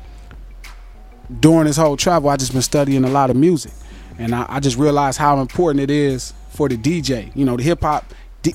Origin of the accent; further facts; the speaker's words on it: West Coast, United States; I'm from the West Coast and I make music